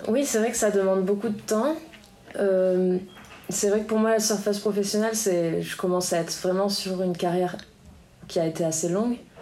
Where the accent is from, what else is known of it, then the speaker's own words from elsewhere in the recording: Biarritz, Nouvelle-Aquitaine, France; also born or lived in United States; j'ai grandi ici à Biarritz